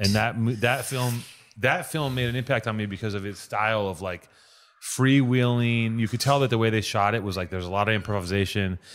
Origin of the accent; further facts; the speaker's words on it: Wisconsin, United States; now in Los Angeles, United States; I'm from a Danish town in Wisconsin.